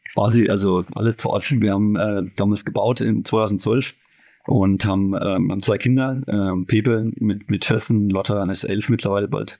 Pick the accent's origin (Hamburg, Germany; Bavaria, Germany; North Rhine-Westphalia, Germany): Bavaria, Germany; Eltingshausen; now in Elfershausen, Germany; weil es mein Heimatort ist